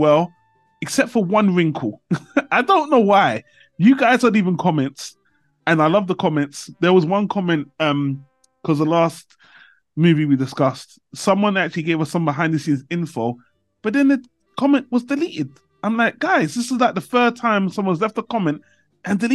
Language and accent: English; United Kingdom; I came back to my home country, UK